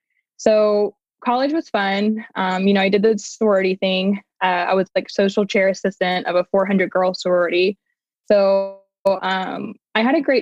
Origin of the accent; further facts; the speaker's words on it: Fort Smith, Arkansas, United States; moved away as an adult; also born or lived in Miami; So I'm from Fort Smith